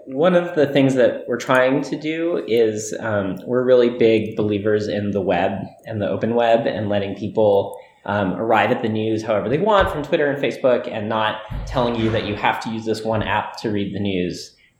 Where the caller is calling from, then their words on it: Portland, Oregon, United States; now I'm calling in from Portland, Oregon.